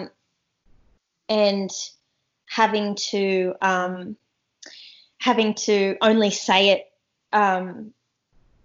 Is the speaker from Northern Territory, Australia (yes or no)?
yes; Darwin, Northern Territory, Australia; moved away as an adult; also born or lived in Kakadu; now in Sydney, Australia; I grew up in I grew up in Darwin, and I grew up in Kakadu.